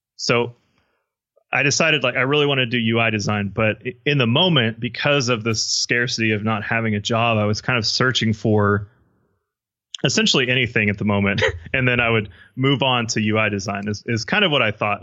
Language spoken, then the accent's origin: English; Midland, Texas, United States; born or raised there